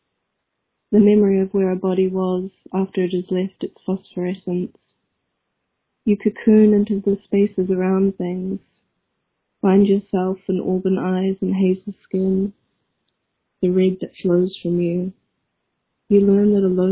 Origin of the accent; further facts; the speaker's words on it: New Zealand; now in Ireland; I am a New Zealander calling from Ireland.